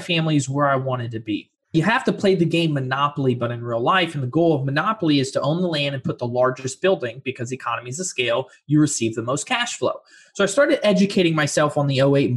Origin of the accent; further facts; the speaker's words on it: Fort Lauderdale, Florida, United States; also born or lived in Orlando, Florida; I'm originally from Florida, Fort Lauderdale, and I've lived around 4.5 years in Orlando.